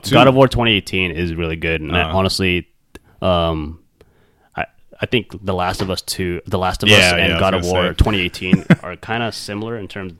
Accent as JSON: {"language": "English", "region": "California", "country": "United States", "said": "we're both from California"}